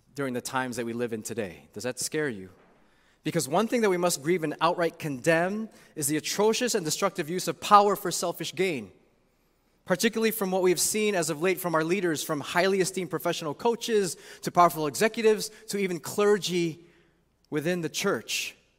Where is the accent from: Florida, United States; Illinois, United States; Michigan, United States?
Illinois, United States; Chicago; also born or lived in St. Louis, Missouri; now in Chicago, United States; being away from my hometown, Chicago, for almost twenty years